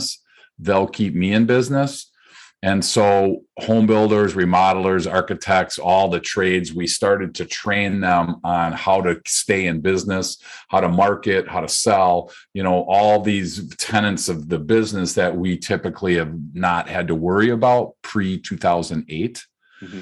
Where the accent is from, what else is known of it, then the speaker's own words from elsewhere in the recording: Midwest, United States; Born and raised in the Midwest